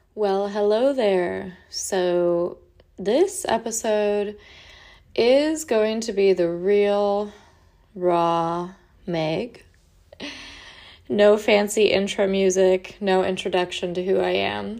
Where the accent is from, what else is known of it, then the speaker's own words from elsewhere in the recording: California, United States; moved away as an adult; also born or lived in Oregon / Washington / Idaho / Portland; now in Florida, United States; I lived in, grew up in California